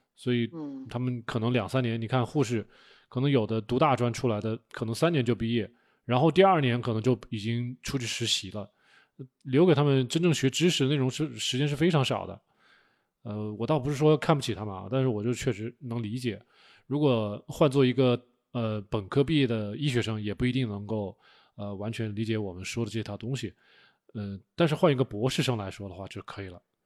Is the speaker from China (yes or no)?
yes; China; 我们中国人的传统的一套对饮食的处理和烹饪